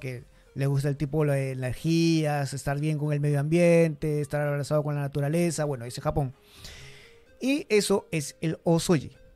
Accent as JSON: {"language": "Spanish", "country": "Peru", "moved": "yes", "lives_now": "Japan", "said": "yo soy de Perú y en Perú en el colegio te dicen igual"}